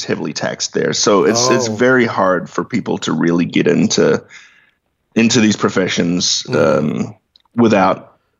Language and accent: English; Hastings, Hawke's Bay, New Zealand; moved away as an adult; now in United States; I was born in Hastings, New Zealand. Most of my childhood and early, basically throughout my teen years, I was in New Zealand doing the growing up thing, as you do.